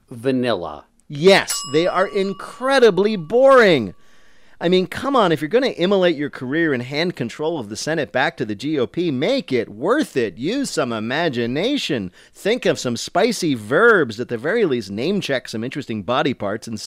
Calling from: Philadelphia, Pennsylvania, United States; I'm calling from Philadelphia.

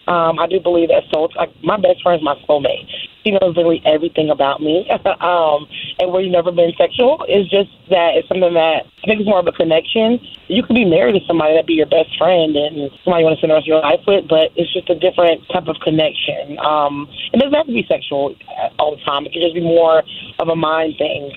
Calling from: Raleigh, North Carolina, United States; calling from Raleigh, North Carolina.

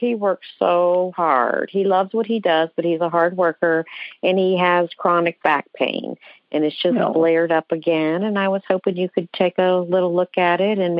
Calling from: Atlanta, Georgia, United States; I'm calling from Atlanta

